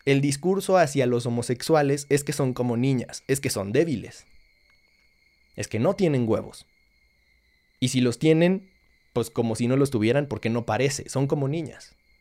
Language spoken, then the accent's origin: Spanish; Mexico; un contexto como el nuestro